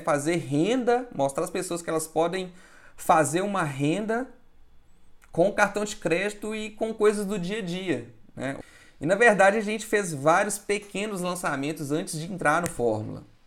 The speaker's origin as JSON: {"language": "Portuguese", "region": "Minas Gerais", "country": "Brazil", "said": "eu sou de Minas"}